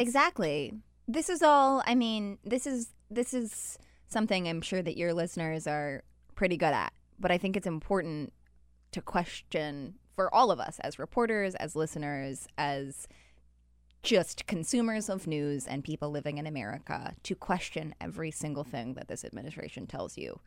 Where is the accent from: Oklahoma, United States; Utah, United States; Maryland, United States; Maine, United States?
Utah, United States; moved away; I'm from Utah